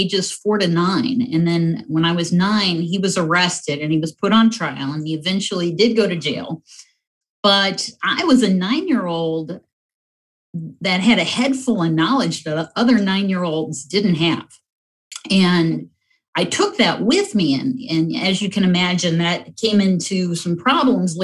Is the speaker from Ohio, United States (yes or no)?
yes; North Summit County, Ohio, United States; I grew up in North Summit County on a 180-acre farm.